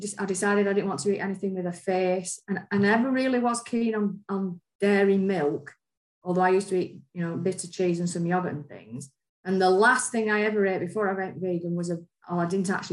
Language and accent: English; Lancashire, North West England, United Kingdom; I'm from Lancashire, and it was a rural area with lots of dairy farms, and we used to eat like roast lamb